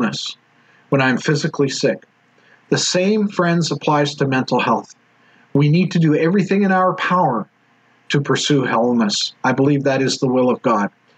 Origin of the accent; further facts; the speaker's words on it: Edmonton, Alberta, Canada; I'm actually from Edmonton